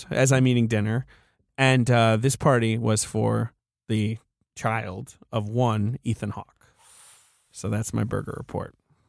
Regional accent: England, United Kingdom; I grew up in England.

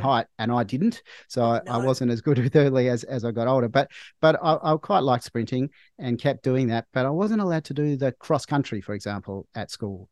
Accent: Melbourne, Victoria, Australia; I grew up in Melbourne. I live in Melbourne now.

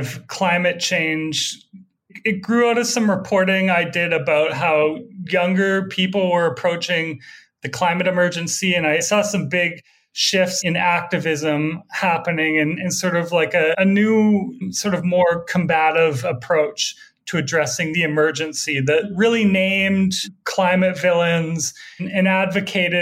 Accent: Alberta, Canada; moved away as an adult; also born or lived in Vancouver, Canada; now in Brooklyn, United States; I grew up in Alberta, I was just like absolutely surrounded by oil

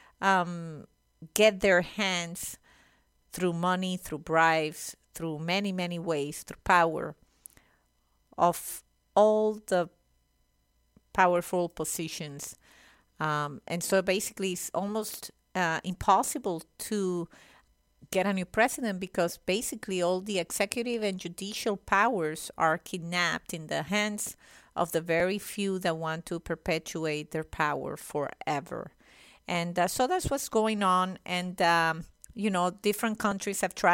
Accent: Venezuela; now in United States; I'm Venezuelan

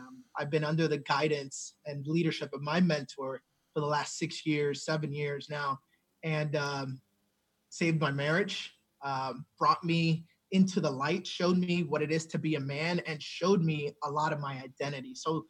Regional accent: New Jersey, United States; And I remember then growing up in New Jersey and thinking, well, now I have a father who lives in the same household as me.

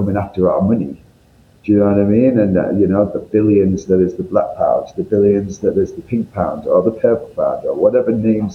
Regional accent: Northern England, United Kingdom; accent: northern; you can tell by my accent, I'm from up north

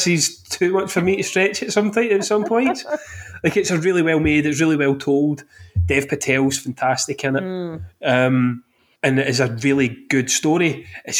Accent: Glasgow, Scotland, United Kingdom; I'm from Glasgow.

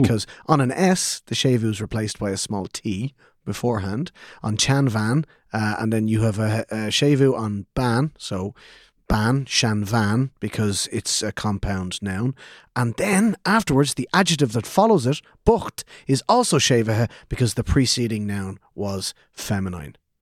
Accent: Ireland; as Irish speakers growing up in Ireland, or even as English speakers growing up in Ireland

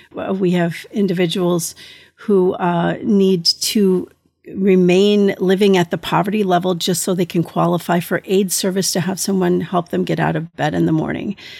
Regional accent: United States; I am an American thalidomide survivor

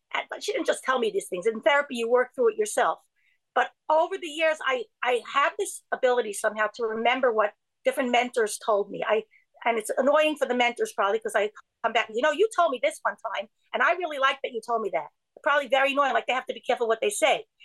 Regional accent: New York City, New York, United States; I grew up in Borough Park

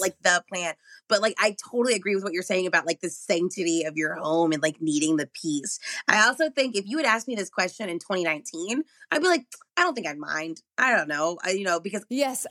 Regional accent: Arlington, Texas, United States; moved away as an adult; also born or lived in Dallas, Texas; now in Los Angeles, United States; I was very lucky to grow up in Texas

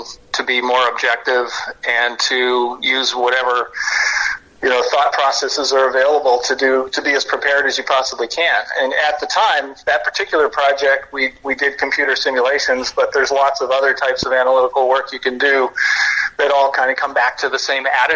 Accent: Toronto, Ontario, Canada; I'm from Toronto

